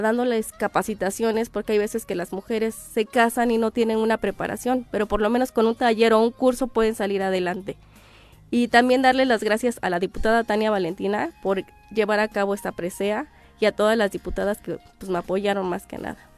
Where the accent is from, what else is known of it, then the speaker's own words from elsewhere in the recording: Cuautla, Morelos, Mexico; moved away as an adult; now in Tlayacapan, Mexico; yo soy de Cuautla, Morelos.